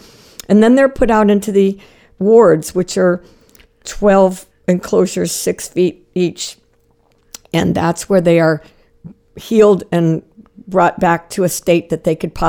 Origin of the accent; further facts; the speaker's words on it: Jensen Beach, Florida, United States; I grew up in Florida in a small town called Jensen Beach, which is about 100 miles north of Miami.